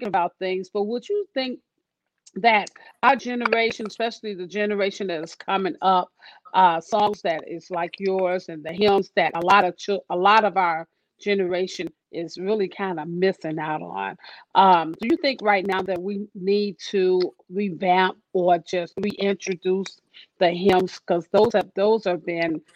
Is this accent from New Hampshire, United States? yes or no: no; Chicago, Illinois, United States; I'm from Chi-Town